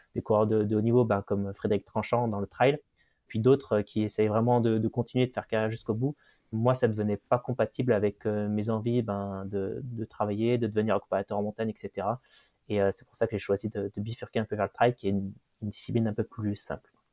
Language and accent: French; region around Saint-Étienne, Auvergne-Rhône-Alpes, France; je suis originaire d'une région autour de Saint-Étienne, donc un petit village chagnon où on a beaucoup de nature autour